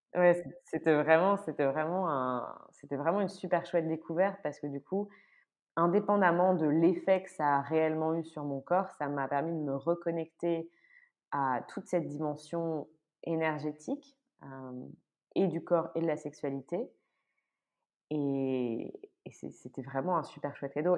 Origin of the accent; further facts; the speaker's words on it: France; moved away as an adult; now in Brussels, Belgium; je suis française, mais je vis à Bruxelles depuis euh, 9 ans maintenant